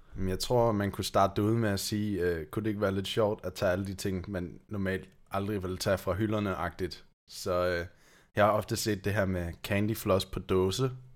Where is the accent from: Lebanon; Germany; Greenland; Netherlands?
Germany; Danish is a second language; now in Denmark; jeg kommer faktisk fra Tyskland